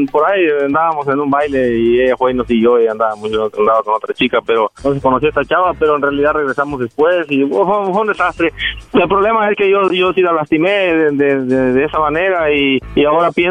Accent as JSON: {"language": "Spanish", "region": "Jalisco", "country": "Mexico", "tie": "born or raised there", "also_born_or_lived": "Guerrero", "said": "nací en Guerrero, me crié en Jalisco, pero nací en Guerrero."}